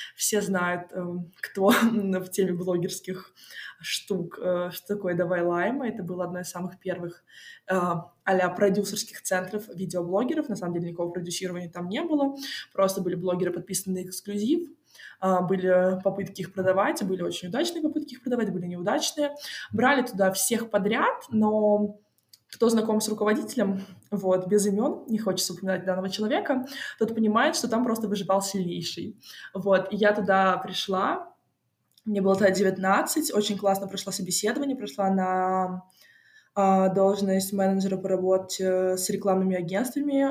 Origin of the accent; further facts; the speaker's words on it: Moscow, Russia; я родилась в Москве